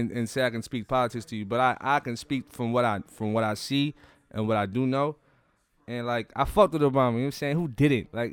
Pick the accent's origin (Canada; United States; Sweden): United States; Charlotte, North Carolina; I was born and raised in Charlotte.